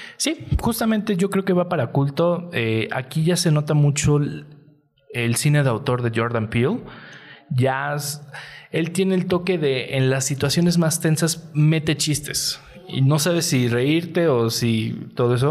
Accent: Mexico

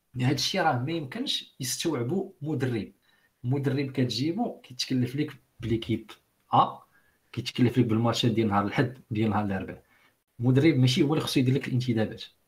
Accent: Morocco; عندنا في المغرب

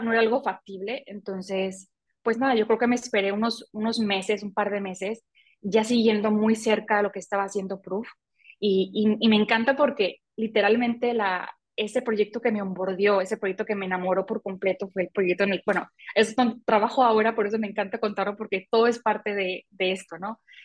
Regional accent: Mazatlán, Sinaloa, Mexico; also born or lived in Mexico City; soy mexicana, vivo en México, en eh, una ciudad que se llama Mazatlán, de aquí soy.

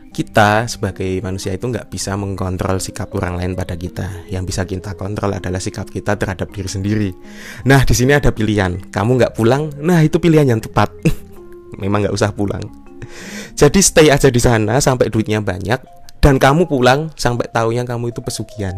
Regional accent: Yogyakarta Regency, Special Region of Yogyakarta, Indonesia; Sini Jogja Kabupaten

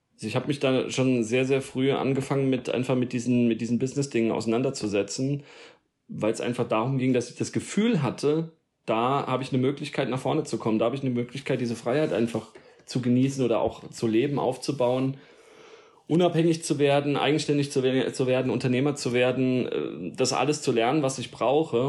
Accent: Darmstadt, Hesse, Germany; moved away as an adult; also born or lived in Odenwald; now in Allgäu, Germany; Ich bin in, äh, im Rhein-Main-Gebiet, also in Darmstadt geboren, ja. Mhm. Und äh, also in der Nähe von Frankfurt, südlich von Frankfurt und äh, bin da auch groß geworden

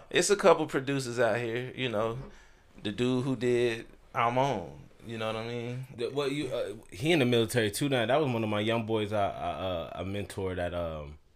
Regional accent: Augusta, Georgia, United States; moved away; I am from Augusta, born and raised, and all that. But with me being in the military, took me away from here.

